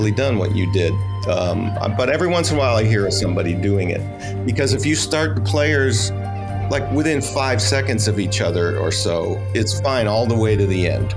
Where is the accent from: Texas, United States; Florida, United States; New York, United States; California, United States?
California, United States; Los Angeles; also born or lived in outside Chicago, Illinois; I am from Los Angeles, which is huge and spread out